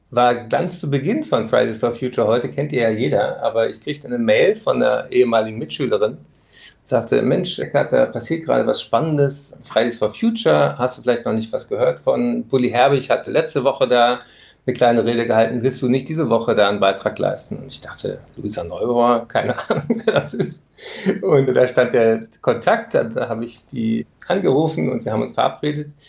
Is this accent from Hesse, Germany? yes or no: yes; Frankfurt, Hesse, Germany; born there; moved away; Ich bin zwar in Frankfurt geboren, aber dann schon sehr lange weggezogen und deswegen wäre ich gerne auch nach Frankfurt zu meinem ersten Heimatsender, dem Hessischen Rundfunk, gekommen.